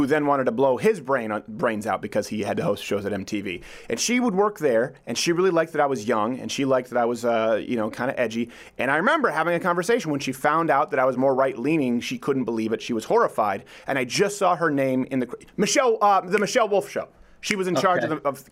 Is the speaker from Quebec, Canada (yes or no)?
yes; Montreal, Quebec, Canada; moved away; also born or lived in Detroit; I was from Montreal